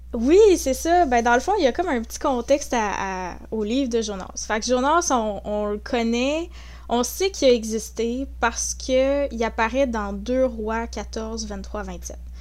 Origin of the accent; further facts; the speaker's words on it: Saint-Hyacinthe, Quebec, Canada; also born or lived in La Tuque, Mauricie / Gatineau; j'ai passé euh, une grande majorité de ma vie à Saint-Hyacinthe, en Montérégie. Donc, euh, j'ai côtoyé un petit peu Montréal, la rive sud, tout ça. Donc, j'ai grandi là en grande partie